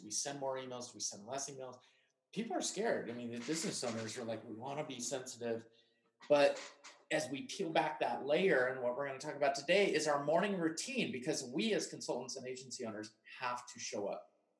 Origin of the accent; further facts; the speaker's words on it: Farmington, New Mexico, United States; now in Salt Lake City, United States; She's in Farmington, New Mexico, the hometown where I grew up. Yes, I am from New Mexico. Little fun fact, probably didn't know about me. And currently I reside in Salt Lake